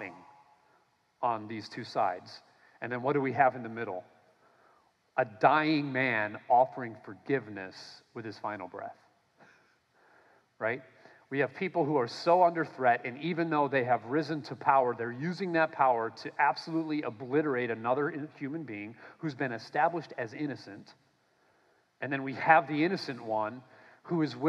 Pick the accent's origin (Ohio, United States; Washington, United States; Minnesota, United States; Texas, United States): Minnesota, United States; I grew up in Minnesota